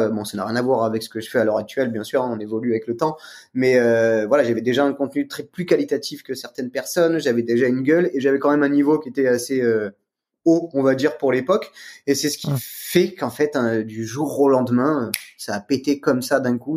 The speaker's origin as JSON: {"language": "French", "town": "Aix-en-Provence", "region": "Provence-Alpes-Côte d'Azur", "country": "France", "said": "je viens d'Aix-en-Provence"}